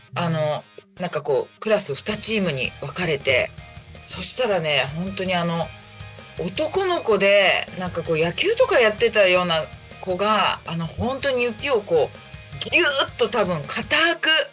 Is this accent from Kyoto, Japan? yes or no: no; Chiba, Japan; also born or lived in Tokyo / Saitama; あの、ずっと千葉におります